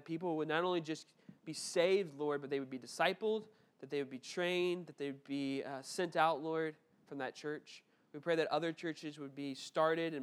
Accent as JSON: {"language": "English", "town": "Memphis", "region": "Tennessee", "country": "United States", "tie": "born or raised there", "said": "I grew up in Memphis and the Bartlett, Memphis area, which is like a suburb of Memphis"}